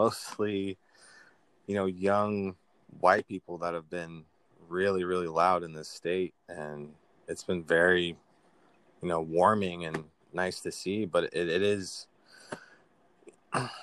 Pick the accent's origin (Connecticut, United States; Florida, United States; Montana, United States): Montana, United States; also born or lived in Missouri; very proud to be technically a Montanan, even though I was born in Missouri.